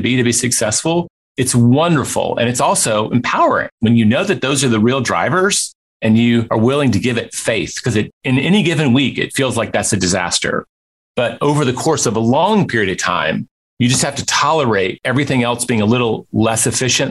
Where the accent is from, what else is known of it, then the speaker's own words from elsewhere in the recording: Memphis, Tennessee, United States; Memphis, my hometown